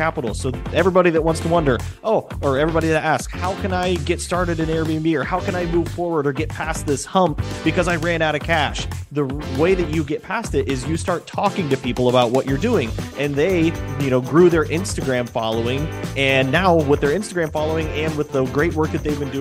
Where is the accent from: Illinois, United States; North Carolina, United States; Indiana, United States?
Indiana, United States; Fort Wayne; you and I were both Midwest boys at heart. You know, I'm from Fort Wayne, Indiana.